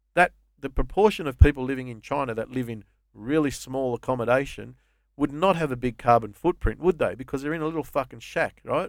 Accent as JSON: {"language": "English", "country": "Australia", "tie": "born or raised there", "said": "I think of myself as an Aussie, first and foremost."}